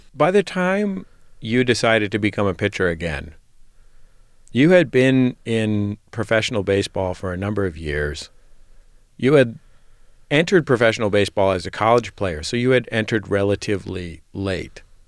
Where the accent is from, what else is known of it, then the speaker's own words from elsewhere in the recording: San Francisco, California, United States; I'm from San Francisco and grew up in the Bay Area